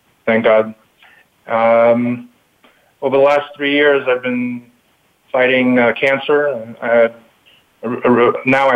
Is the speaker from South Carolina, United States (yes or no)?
no; New York City, New York, United States; also born or lived in Kyiv, Ukraine / Long Island, New York / Buffalo, New York; now in upstate New York, United States; I was born in the Ukraine, in Kiev, 1973. At that point, it was the USSR. And my family moved to Brooklyn, New York in 1978. I was 4 years old. Grew up in Brooklyn